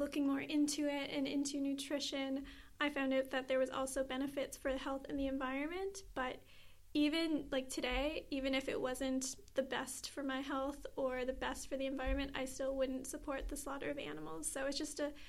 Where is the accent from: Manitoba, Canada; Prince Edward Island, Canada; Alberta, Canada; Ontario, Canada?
Prince Edward Island, Canada; Charlottetown; I'm 23 and I'm an activist from Charlottetown PEI